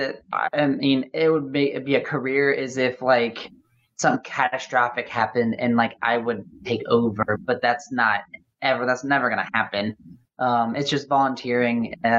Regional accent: Louisville, Kentucky, United States; as well as in my hometown here, in my town now, in Louisville, Kentucky.

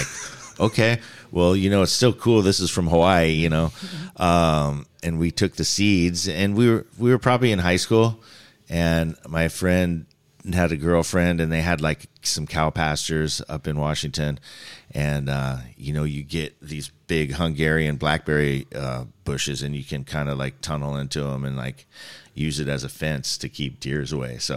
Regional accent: Singapore; also born or lived in New Zealand / Reno, United States; so I grew up in Singapore and New Zealand before I, I well, I was born in America in the desert of Reno, and then spent some time in my youth uh, growing up overseas in overseas schools, and then came back to to America.

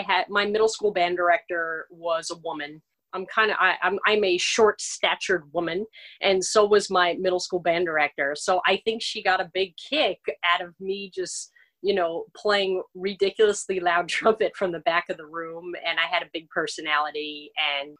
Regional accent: Paramus, New Jersey, United States; also born or lived in Honolulu, Hawaii; I am originally from Paramus, New Jersey

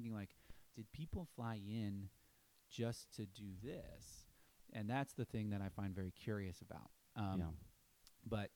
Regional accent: Philadelphia, Pennsylvania, United States; also born or lived in Boston; now in Nashville, United States; I grew up in Philly

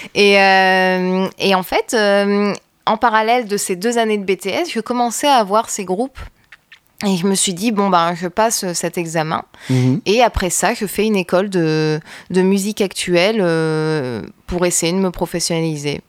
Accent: Roubaix, Hauts-de-France, France; also born or lived in Lille; j'ai grandi à Roubaix. Je suis née à Lille, mais j'ai grandi à Roubaix principalement.

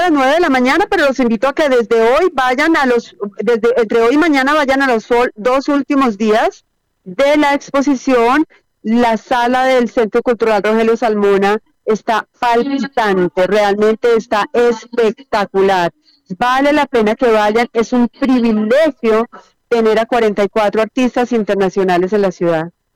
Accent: Colombia; yo también como artista colombiana

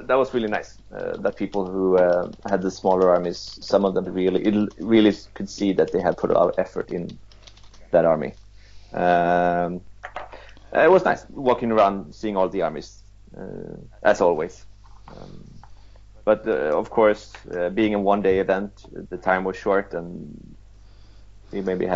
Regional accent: Sweden; I'm from Sweden.

